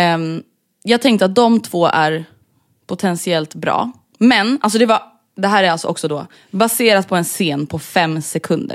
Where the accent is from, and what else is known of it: Stockholm, Stockholm County, Sweden